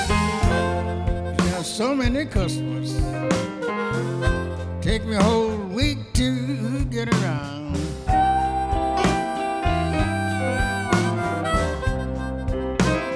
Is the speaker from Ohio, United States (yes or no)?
no; Belzoni, Mississippi, United States; That's my hometown where I was born